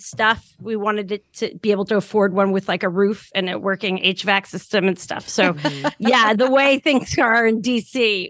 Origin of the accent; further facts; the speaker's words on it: New Jersey, United States; also born or lived in the South / Chicago / New York / Washington, D.C.; now in Baltimore, United States; I grew up in New Jersey in the suburbs just over the George Washington Bridge.